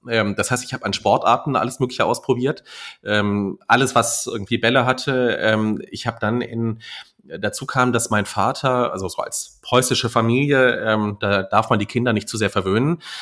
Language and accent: German; Saarland, Germany; moved away; also born or lived in North Rhine-Westphalia; ich bin im Saarland aufgewachsen und äh, dann sind wir nach Nordrhein-Westfalen umgezogen